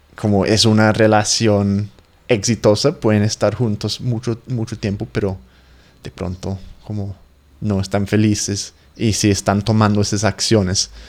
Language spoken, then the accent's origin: Spanish; England, United Kingdom; Spanish is a second language